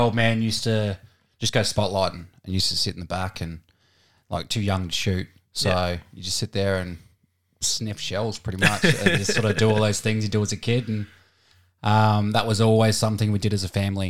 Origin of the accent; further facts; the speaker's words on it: Warratonville, Victoria, Australia; born there; But I was born in Warratonville, Victoria. All my family now is in Horsham in Victoria. So that's always going to be home.